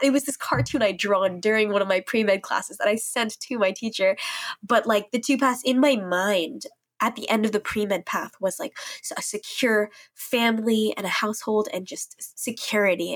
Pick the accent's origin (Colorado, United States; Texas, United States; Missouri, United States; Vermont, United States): Missouri, United States; St. Louis; moved away as an adult; I grew up there in Saint Louis, um, an area called Ladue